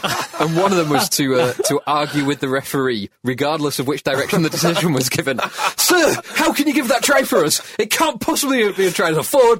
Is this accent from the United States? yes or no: no; England, United Kingdom; as an Englishman.